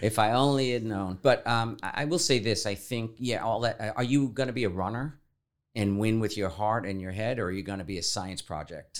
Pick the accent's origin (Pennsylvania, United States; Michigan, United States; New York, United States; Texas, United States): New York, United States; New York City; moved away; also born or lived in Florida; when I was thirteen years old, uh, growing up in the Bronx, the oldest of five kids in, uh, in an Irish immigrant family